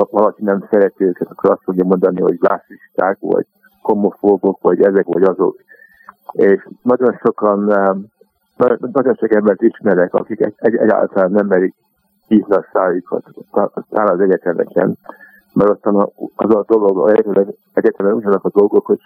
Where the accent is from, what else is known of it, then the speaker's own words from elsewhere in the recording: Montreal, Quebec, Canada; moved away as an adult; also born or lived in Hungary; now in London, United Kingdom; kénytelenek voltunk uh, eh, meglogni Magyarországról, és uh, elmentünk Kanadába. Úgyhogy Montrában nőttem föl